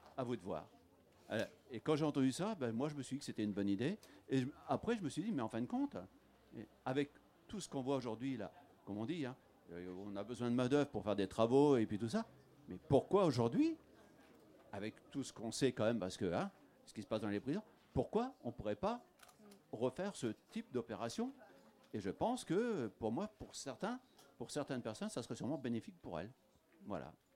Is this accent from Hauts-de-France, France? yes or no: no; Normandy, France; moved away; also born or lived in Lorraine / Kédange-sur-Canner; à la base, je suis normand. Je suis arrivé en 80 dans les années, euh, dans les années 80, je suis arrivé en Lorraine